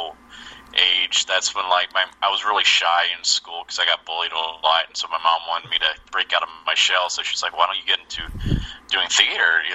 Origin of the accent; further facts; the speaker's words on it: Alabama, United States; moved away as an adult; also born or lived in New York City; when I was in my high school at Grissom